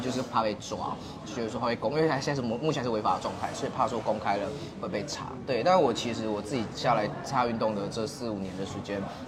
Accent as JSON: {"language": "Chinese", "region": "Kaohsiung", "country": "Taiwan", "said": "我是来自高雄的"}